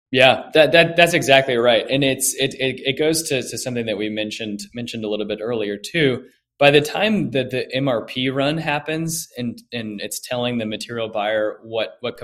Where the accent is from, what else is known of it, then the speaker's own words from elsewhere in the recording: Orlando, Florida, United States; moved away as an adult; also born or lived in Greenville, South Carolina; now in Atlanta, United States; I grew up in Orlando, Florida